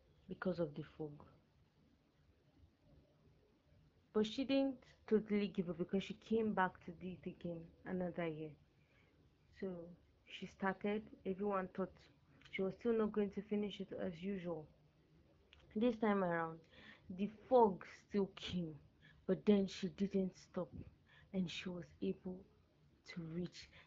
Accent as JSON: {"language": "English", "country": "Nigeria", "tie": "born or raised there", "said": "When I was in GSS3, as a Nigerian, we have what we call the junior secondary school"}